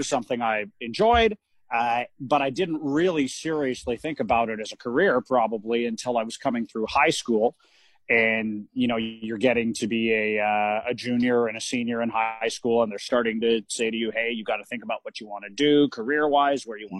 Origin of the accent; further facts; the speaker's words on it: Vancouver, British Columbia, Canada; I'm born and raised in the Vancouver area in Western Canada and British Columbia.